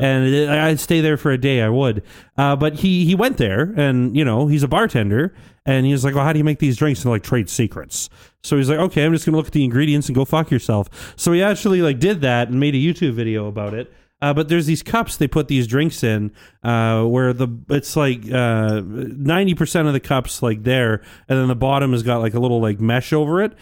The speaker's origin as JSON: {"language": "English", "town": "St. Albert", "region": "Alberta", "country": "Canada", "tie": "born or raised there", "said": "I grew up in Saint Albert most of my life"}